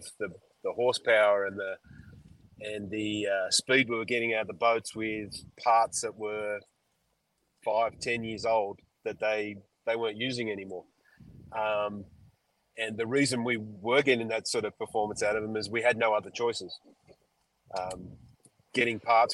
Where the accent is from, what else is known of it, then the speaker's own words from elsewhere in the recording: Australia; as an Australian